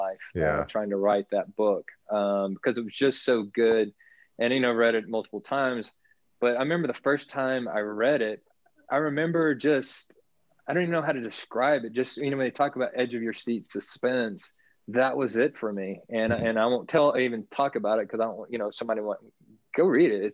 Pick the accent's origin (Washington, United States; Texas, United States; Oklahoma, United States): Texas, United States; Navasota; now in Texas High Plains, United States; Chuck Norris has a ranch right outside of my hometown of Navasota, where I grew up.